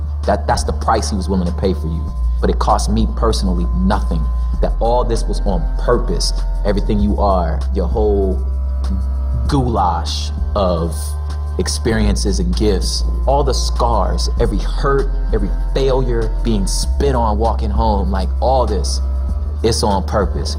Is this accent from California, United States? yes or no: yes; West Covina, California, United States; also born or lived in South Central Los Angeles; my particular story starts 20 minutes outside of that in the San Gabriel Valley in West Covina, La Puente area